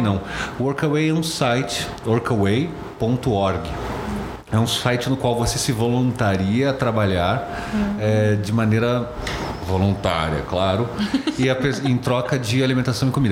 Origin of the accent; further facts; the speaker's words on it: Brazil; eu sou do Brasil